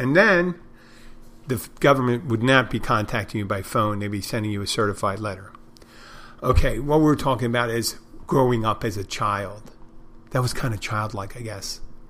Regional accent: Odenton, Maryland, United States; I'm from Odenton, Maryland. Originally.

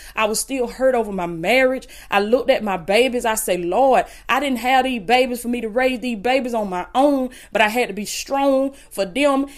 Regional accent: Blakely, Georgia, United States; I came from Willis Kane Projects in Blakely, Georgia. The projects, food stamps

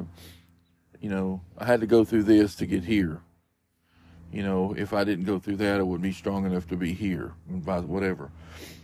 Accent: Morristown, Tennessee, United States; also born or lived in Kingsport, Tennessee; we were raised in Morristown, which, like I was telling you at the beginning, is about 45 minutes outside of Knoxville

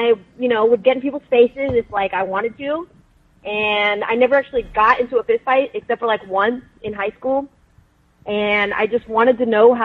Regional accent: Las Vegas, Nevada, United States; also born or lived in Riverside, California / San Bernardino, California; I was born in Riverside. I lived in San Bernardino for 4 years, and then I moved here when I was four. So I pretty much lived here my whole life in Las Vegas

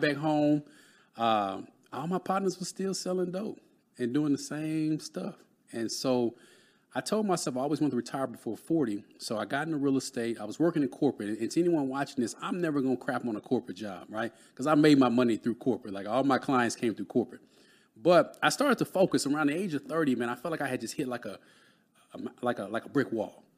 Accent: Dallas, Texas, United States; I grew up in Dallas, Texas

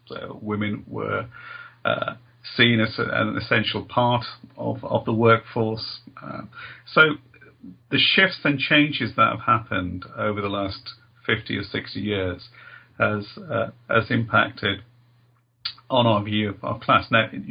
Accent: Birmingham, West Midlands, United Kingdom; growing up in Birmingham in a multicultural, diverse inner city area in the Birmingham in England

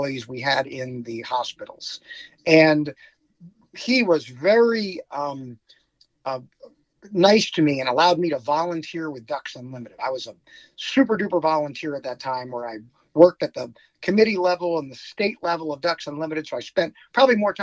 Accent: Virginia, United States; moved away as an adult; also born or lived in Florida / Colorado / Seattle, Washington / Portland, Oregon; growing up in Virginia

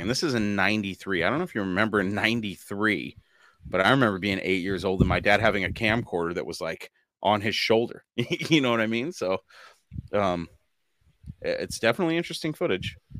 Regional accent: United States; as an American

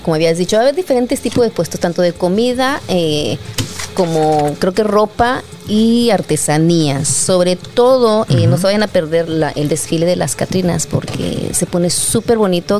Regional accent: Mexico; Somos mexicanos

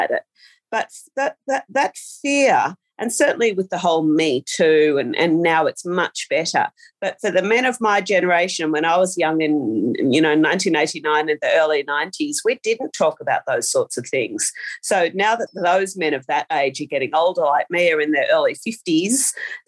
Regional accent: Australia; an Australian author

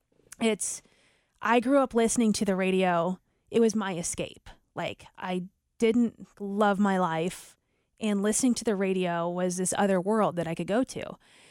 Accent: St. Louis, Missouri, United States; there was a morning show I grew up listening to in St. Louis, and I just felt like they were my friends.

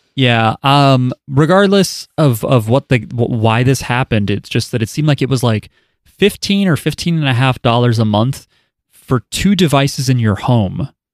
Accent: New Jersey, United States; I'm from New Jersey

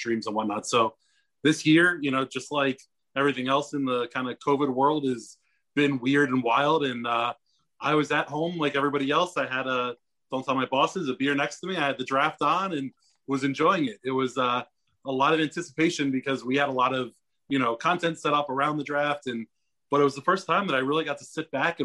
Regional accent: DC area, Maryland, United States; I grew up in the DC area. I grew up in Maryland

